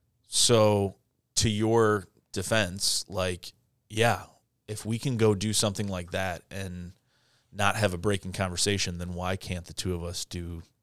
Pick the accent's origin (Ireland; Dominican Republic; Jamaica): Ireland; and I'm Irish. And I'm Catholic